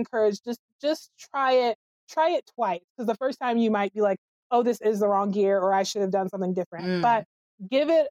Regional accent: the South, United States; Being a Southerner

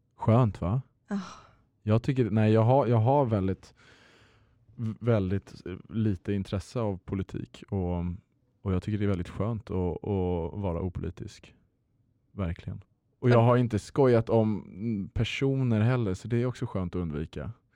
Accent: Luxembourg; moved away as an adult; also born or lived in Lund, Sweden; now in Stockholm, Sweden; född och uppväxt i Luxemburg

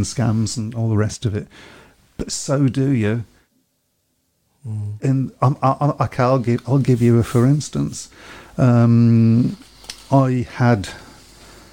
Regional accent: Birmingham, West Midlands, United Kingdom; I'm a Brummie lad

